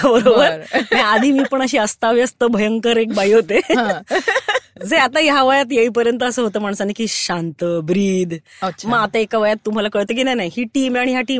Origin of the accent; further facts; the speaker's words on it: Mumbai, Maharashtra, India; अंधेरी मुंबईमधलीच आहे मी